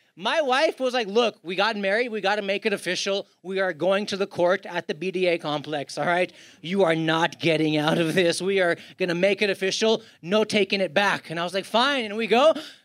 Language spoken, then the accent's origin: English; India; I was like, Manjunath, you're Indian. I'm Indian.